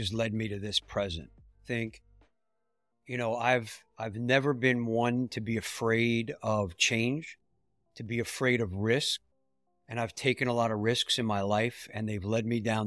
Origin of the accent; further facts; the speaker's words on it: New York, United States; I grew up in New York, and we had family in Miami